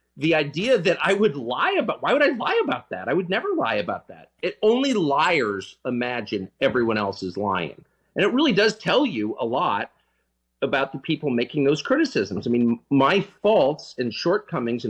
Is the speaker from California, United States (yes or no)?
yes; San Diego, California, United States; moved away; also born or lived in Georgetown, Washington, D.C.; I grew up in La Jolla and Georgetown